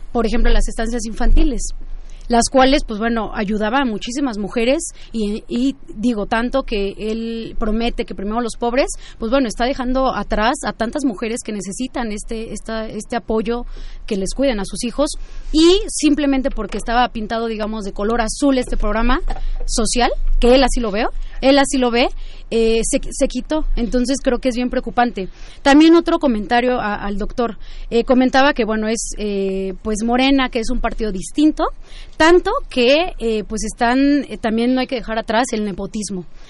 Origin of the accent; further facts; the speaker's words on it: Mexico City, Mexico; todos somos mexicanos